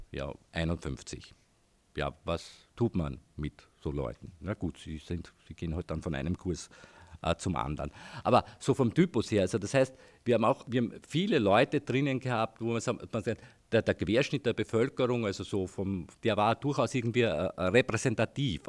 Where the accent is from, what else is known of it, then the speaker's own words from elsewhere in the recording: Heidenreichstein, Lower Austria, Austria; ich komme aus Heidenreichstein, war dort irgendwie auch politisch aktiv über zehn Jahre Gemeinderat der alternativen Liste in Heidenreichstein